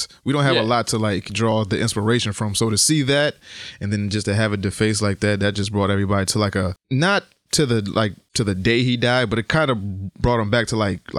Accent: Connecticut, United States; hey, I'm from Connecticut. Yeah. I do this and I'm from Connecticut.

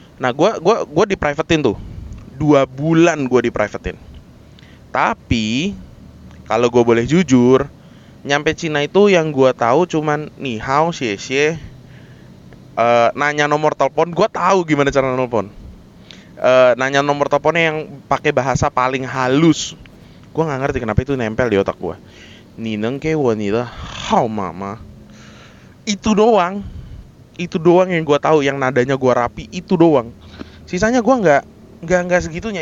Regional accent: Jakarta, Indonesia; dari T K, S D, S M P, S M A, kuliah, eh, sampai kerjaan awal-awal gue, itu kan gue tinggal dan kerja itu di daerah Jakarta Barat

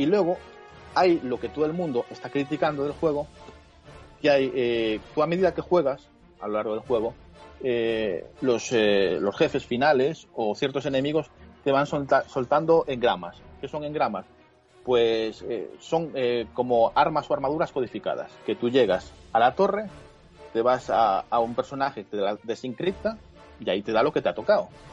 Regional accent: Spain; soy español

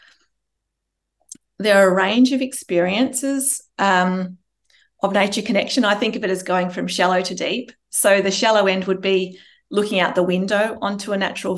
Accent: Melbourne, Victoria, Australia; we're from Melbourne

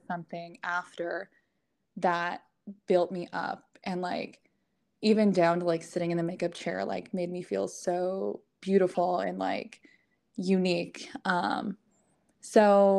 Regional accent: just outside of Ottawa, Ontario, Canada; moved away as an adult; also born or lived in New York; now in Texas, United States; I grew up in Canada. So not many people know exactly where. So I always say just outside of Ottawa. I did kind of grow up in like a little small town

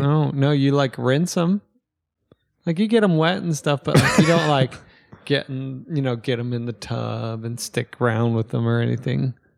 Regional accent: United States; I'm American.

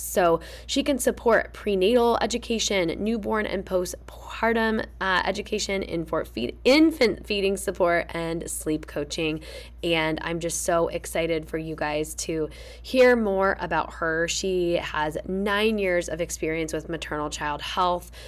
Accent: Fishers, Indiana, United States; moved away; I'm back in my hometown of Fishers, Indiana, spending time with my family

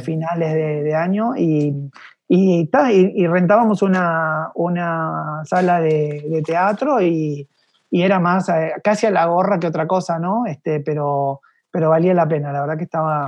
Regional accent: Buenos Aires, Argentina; moved away as an adult; also born or lived in Mexico City, Mexico / Miami, United States; yo soy un porteño este, de, corazón y una parte se quedó ahí en Buenos Aires

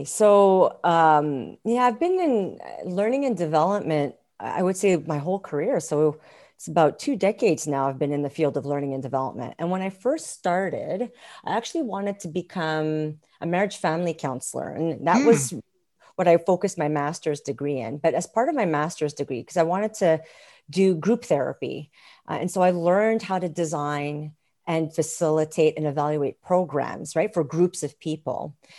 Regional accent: Montreal, Quebec, Canada; moved away as an adult; now in Alberta, Canada; I'm not originally from Alberta. I'm from a province called Quebec in a town called Montreal. And I moved here about 16 years ago to Alberta.

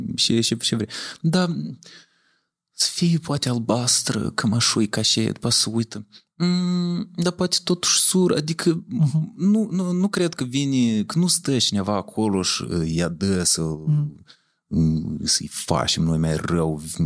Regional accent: Leova, Leova District, Moldova; moved away as an adult; also born or lived in Chișinău / Romania; Eu am învățat la Leova. Eu da. sunt originar din Leova, în orașul Leova.

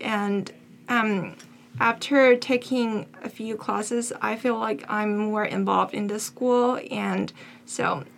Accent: Beijing, China; moved away as an adult; now in United States; I'm from Beijing, China.

